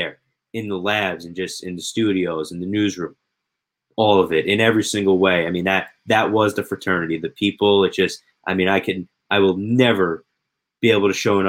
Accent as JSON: {"language": "English", "country": "United States", "tie": "born or raised there", "also_born_or_lived": "New Jersey", "said": "growing up in New York and New Jersey"}